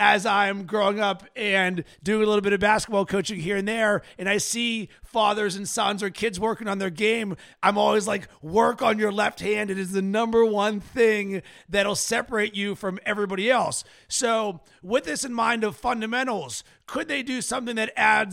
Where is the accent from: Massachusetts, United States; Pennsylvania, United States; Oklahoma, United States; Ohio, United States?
Pennsylvania, United States; Pittsburgh; As a kid growing up in Pittsburgh, I didn't have an NBA team